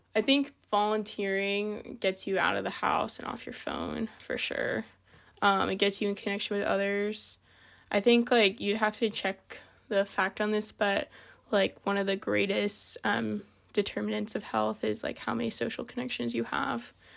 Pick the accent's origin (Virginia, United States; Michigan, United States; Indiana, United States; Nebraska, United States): Virginia, United States; Reston; moved away as an adult; also born or lived in Vienna, Virginia / California; now in Bethel, United States; I'm from Vienna, Virginia, but I really grew up in Reston, Virginia